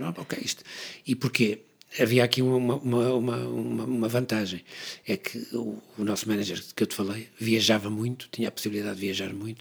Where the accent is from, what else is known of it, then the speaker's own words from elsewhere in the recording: Porto, Norte, Portugal; nós viemos do Porto